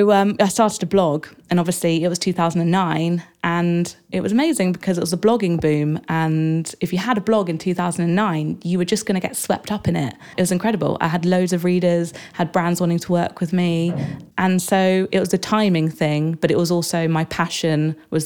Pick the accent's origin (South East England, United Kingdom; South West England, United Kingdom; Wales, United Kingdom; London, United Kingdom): South West England, United Kingdom; Exeter; I was born in Exeter in Devon